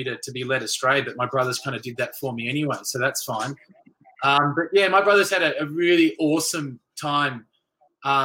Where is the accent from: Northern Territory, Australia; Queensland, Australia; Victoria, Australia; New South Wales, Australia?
Victoria, Australia; Melbourne; when we grew up in Melbourne